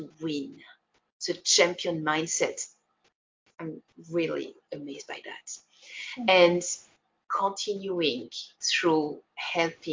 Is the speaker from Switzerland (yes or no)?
yes; Switzerland; I come from Switzerland in Europe